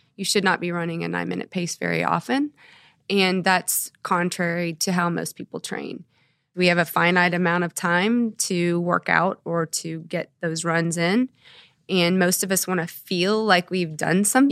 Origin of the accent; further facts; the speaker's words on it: Dallas, Texas, United States; moved away as an adult; also born or lived in Houston, Texas; now in Norman, United States; I grew up in Texas, in the Dallas area